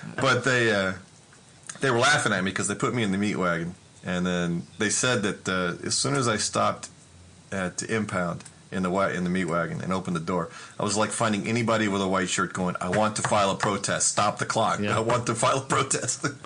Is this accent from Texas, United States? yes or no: yes; Texas, United States; also born or lived in Louisiana; now in Connecticut, United States; I'm from Texas. My family's from Louisiana